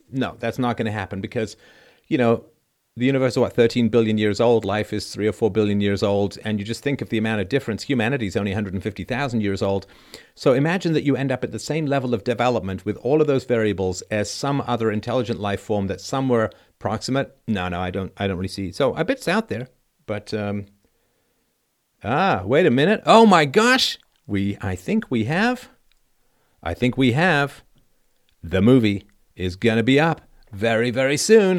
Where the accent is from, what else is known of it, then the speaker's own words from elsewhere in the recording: Athlone, Leinster, Ireland; I am from Athlone smack dab in the middle of Southern